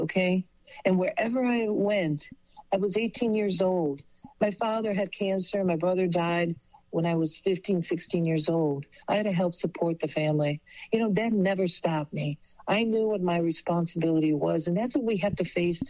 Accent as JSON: {"language": "English", "town": "Chicago", "region": "Illinois", "country": "United States", "tie": "born or raised there", "also_born_or_lived": "Bassano del Grappa, Italy"}